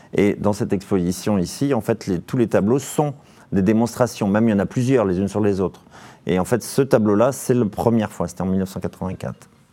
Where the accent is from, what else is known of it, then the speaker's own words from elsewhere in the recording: Vendée, Pays de la Loire, France; chez moi en Vendée